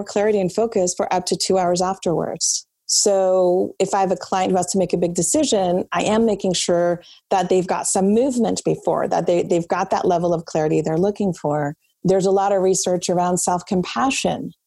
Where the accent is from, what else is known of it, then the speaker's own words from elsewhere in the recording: France; moved away; I was actually born and raised in France.